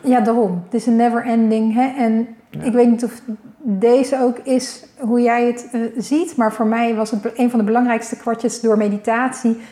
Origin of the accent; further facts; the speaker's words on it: Leiden, South Holland, Netherlands; we komen hier allebei ook vandaan